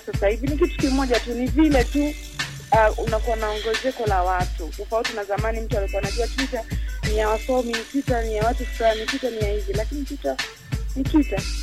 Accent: Mbeya, Tanzania; Mbeya, Nyakyusa. Yes, nimekulia huku, nimesoma huku

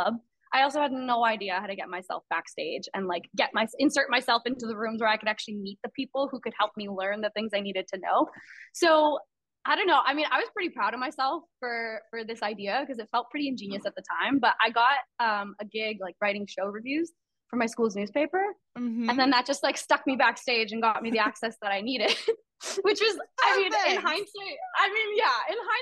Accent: Toronto, Ontario, Canada; now in New York, United States; I'm in New York right now. I'm not from New York. I'm from Toronto originally

